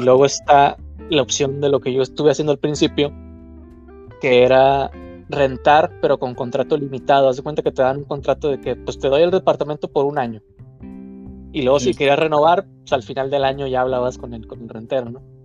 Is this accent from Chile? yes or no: no; Mexico; moved away as an adult; now in Germany; le dije, no, pues mexicano